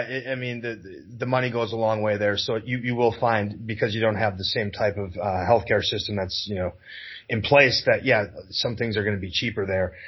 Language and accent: English; Wisconsin, United States; I'm from Wisconsin.